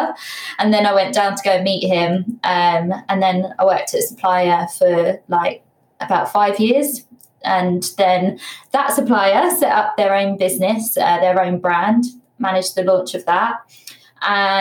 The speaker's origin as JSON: {"language": "English", "area": "Bedfordshire", "region": "East of England", "country": "United Kingdom", "also_born_or_lived": "Leicester", "said": "I'm from Bedfordshire."}